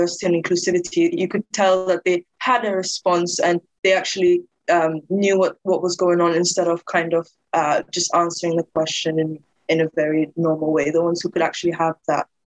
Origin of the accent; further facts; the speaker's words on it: Denmark; now in United Kingdom; I grew up in Denmark